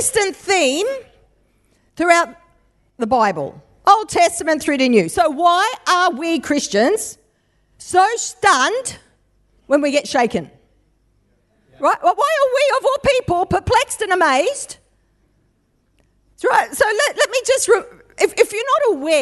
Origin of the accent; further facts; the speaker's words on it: Western Australia, Australia; now in New South Wales, Australia; born, bona fide, born and bred West Australian